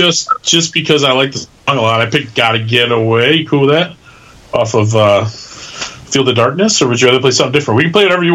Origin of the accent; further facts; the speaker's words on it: Midwest, United States; being a Midwesterner